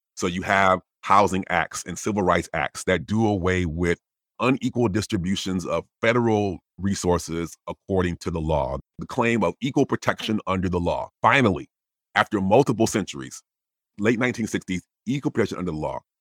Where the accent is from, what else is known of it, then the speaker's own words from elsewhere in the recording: Wisconsin, United States; I'm from Wisconsin